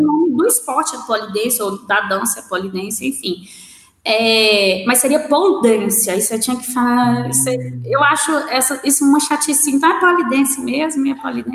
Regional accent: Belo Horizonte, Minas Gerais, Brazil; voltar para minha terra, né? Porque o pessoal acha que Venda Nova é, outra, é outro lugar, não é Belo Horizonte

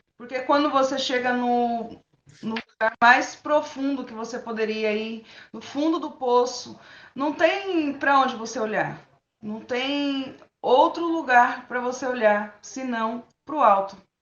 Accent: São Paulo, Brazil; also born or lived in Londrina, Paraná; Eu nasci no Paraná, vim para São Paulo, eu tinha três anos de idade e moro aqui já fazem 30 anos.

